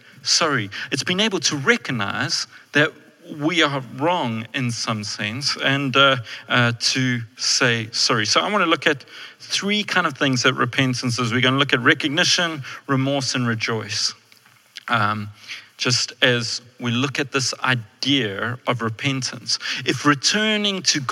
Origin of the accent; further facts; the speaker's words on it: South Africa; I'm a white male, which means I'm very privileged in South Africa.